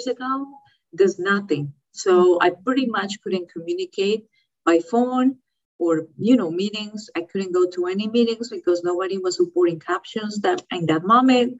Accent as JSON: {"language": "English", "country": "Colombia", "tie": "born or raised there", "also_born_or_lived": "Florida, United States", "moved": "as an adult", "lives_now": "California, United States", "said": "I was raised in Colombia with my, you know, family in Colombia"}